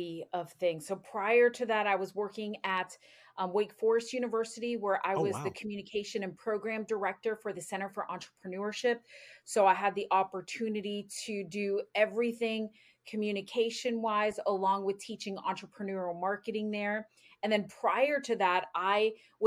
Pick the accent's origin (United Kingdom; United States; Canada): United States; Florida; moved away as an adult; also born or lived in North Carolina; now in Indiana, United States; I am originally from Florida